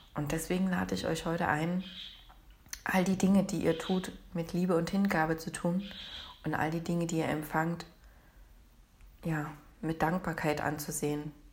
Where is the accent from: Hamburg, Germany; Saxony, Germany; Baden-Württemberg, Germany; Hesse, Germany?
Saxony, Germany; Leipzig; Ich bin aus Leipzig.